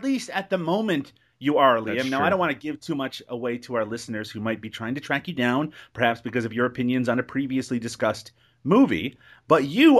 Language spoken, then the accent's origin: English; Canada; I'm a Canadian. What? No, Canada is still the greatest nation, of course